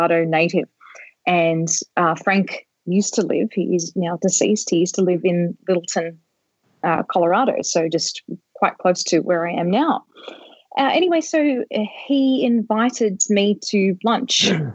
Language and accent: English; Australia; moved away; also born or lived in California; I'm originally from Australia. I was living in California at the time.